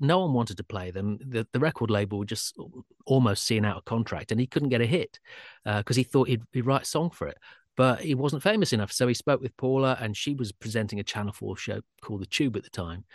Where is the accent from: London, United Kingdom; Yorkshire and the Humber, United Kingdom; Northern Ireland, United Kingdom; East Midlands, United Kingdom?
Yorkshire and the Humber, United Kingdom; Sheffield; I'm from Sheffield